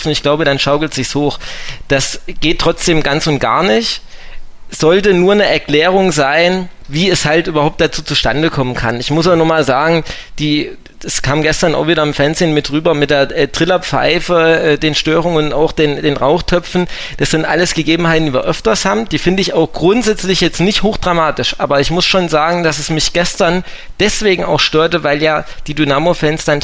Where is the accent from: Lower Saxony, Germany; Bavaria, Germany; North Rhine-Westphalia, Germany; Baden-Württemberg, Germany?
Bavaria, Germany; Aschaffenburg; Meine Frau ist von hier. Ähm, ich bin ja ursprünglich aus Aschaffenburg.